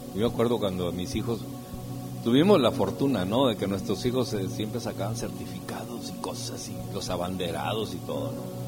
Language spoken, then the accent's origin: Spanish; San Luis Potosí, Mexico; Yo soy de San Luis Potosí